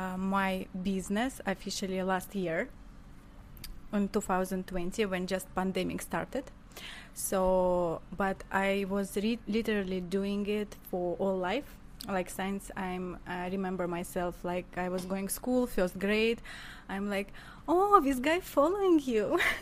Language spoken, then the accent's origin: English; Russia; English is a second language; moved away as an adult; also born or lived in Armenia; now in United States; I've been in Russia, where I came from, actually. Mm-hmm. No, I came from Armenia, but, you know, all my life I've been in Russia.